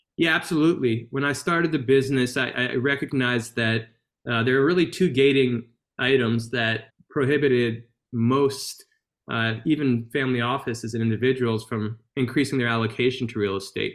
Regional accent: Baton Rouge, Louisiana, United States; my hometown, uh, which is Baton Rouge, Louisiana

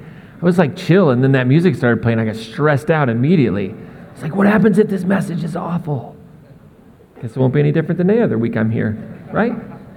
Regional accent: Indianapolis, Indiana, United States; also born or lived in Missouri / Massachusetts / Maine; now in Northern Colorado, United States; I grew up in the Midwest and lived in Missouri, but then our family lived in New England for about 20 years in Massachusetts and Maine, and then we moved out here to Northern Colorado. But where I kind of grew up, what feels the most like home was Indianapolis

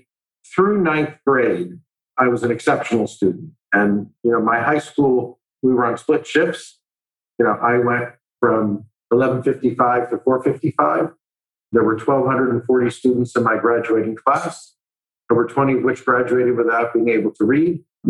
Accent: Miami, Florida, United States; I went to Miami-Dade County Public School from first through 12th grade, you know, Blue Lakes Elementary School

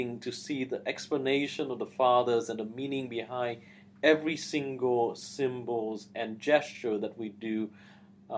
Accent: Vietnam; moved away; not growing up in Vietnam in the midst of oppression and persecution

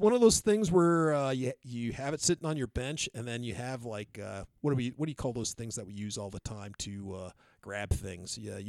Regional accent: Texas, United States; from the hills of Texas.

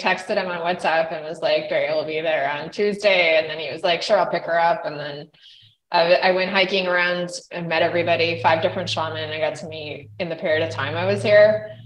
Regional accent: Idaho, United States; moved away; also born or lived in Canada; I grew up in Idaho

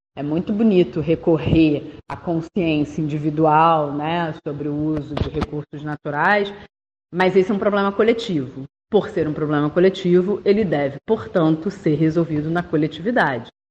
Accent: Rio de Janeiro, Brazil; accent: carioca; pelo meu sotaque dá pra saber que eu sou daqui

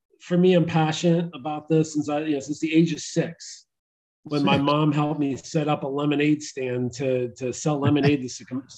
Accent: Istanbul, Turkey; born there; also born or lived in Syracuse, United States; I was born in Istanbul, Turkey.

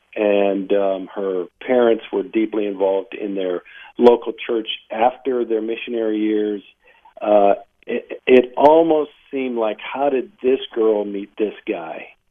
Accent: Warren, Ohio, United States; I was born in Northeast Ohio, a uh, small labor town uh, called Warren

